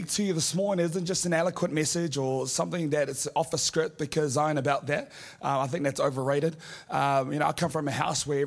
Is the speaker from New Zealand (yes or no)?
yes; Auckland, New Zealand; I'm from Auckland